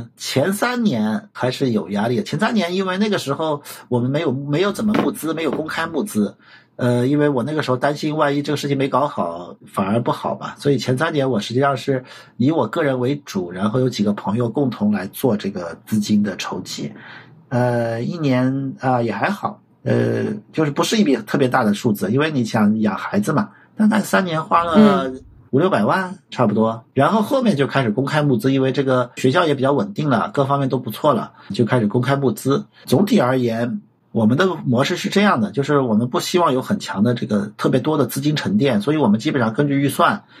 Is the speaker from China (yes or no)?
yes; Anhui, China; 我老家是在安徽。